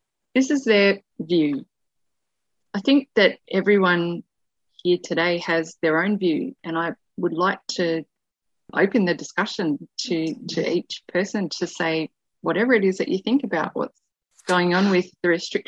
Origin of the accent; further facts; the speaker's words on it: Armidale, New South Wales, Australia; from Armida.